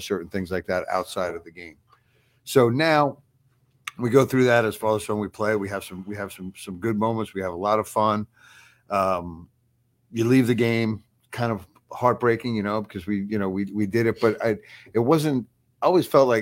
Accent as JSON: {"language": "English", "area": "Long Island", "region": "New York", "country": "United States", "tie": "born or raised there", "moved": "yes", "said": "when I was growing up on Long Island, I was my father's son"}